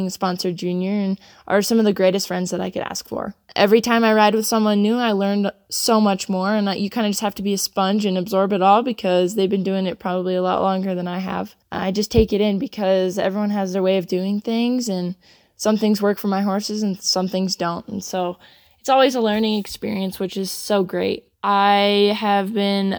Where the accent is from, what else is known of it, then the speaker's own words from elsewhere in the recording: Sedalia, Colorado, United States; I'm from Sedalia, Colorado, and I'm 18 years old.